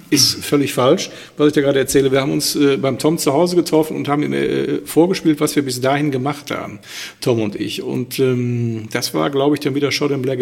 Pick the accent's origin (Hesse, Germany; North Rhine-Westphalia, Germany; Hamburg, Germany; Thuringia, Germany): North Rhine-Westphalia, Germany; Schwelm; born there; Ich bin gar nicht in Wuppertal geboren.